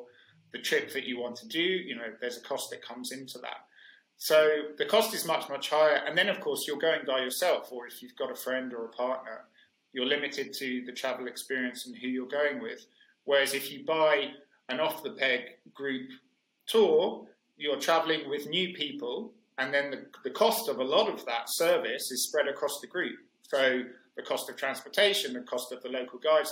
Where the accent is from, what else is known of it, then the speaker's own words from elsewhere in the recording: United Kingdom; also born or lived in Mexico / Spain; I moved back to the UK